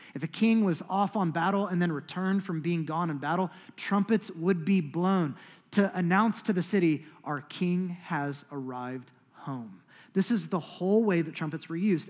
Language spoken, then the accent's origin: English; United States; as American Christians